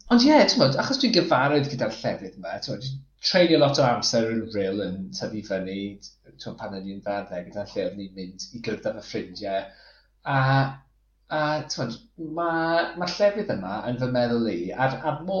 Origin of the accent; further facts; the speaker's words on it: Flintshire, Wales, United Kingdom; moved away; dwi'n dod o Sir y Flint, felly dwi'n gyfarwydd iawn gyda Rhysfatin a Talacra a, a Ryl